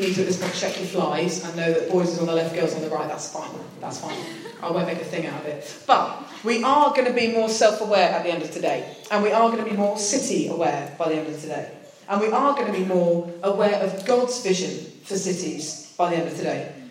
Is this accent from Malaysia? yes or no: no; United Kingdom; accent: British; the only British person there, I'd definitely said enough to spot my accent.